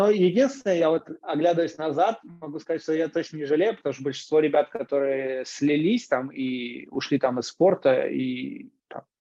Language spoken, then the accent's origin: Russian; Moscow, Russia; я родился и рос в Крылатском. Вот, а это суперспортивный район